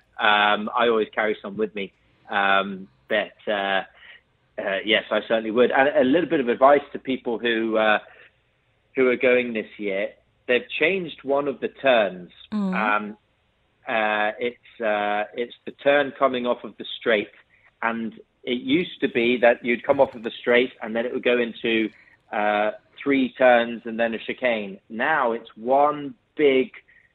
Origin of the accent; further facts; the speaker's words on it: United Kingdom; my county in the UK